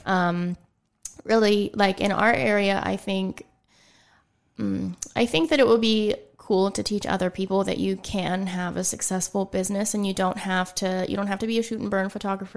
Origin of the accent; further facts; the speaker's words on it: Ligonier, Pennsylvania, United States; moved away as an adult; also born or lived in New Kensington, Pennsylvania / Pittsburgh; now in Greensburg, United States; I was born in New Kensington, um, and then, you know, mm, how old was I when I moved to Ligonier? Um, I don't know, I was in, like, second grade.